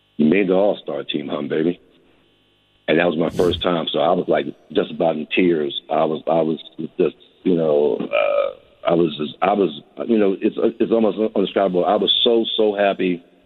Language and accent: English; Philadelphia, Pennsylvania, United States; I'm from Philadelphia